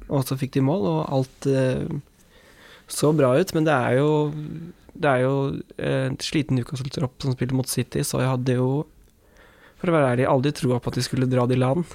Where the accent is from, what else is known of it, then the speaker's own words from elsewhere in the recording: Norway; for meg som nordmann